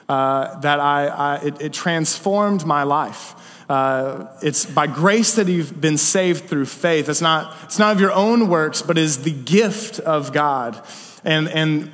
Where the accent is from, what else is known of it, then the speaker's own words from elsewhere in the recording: Searcy, Arkansas, United States; now in Nashville, United States; They were the only Christian influence that I had in all of Searcy, where I grew up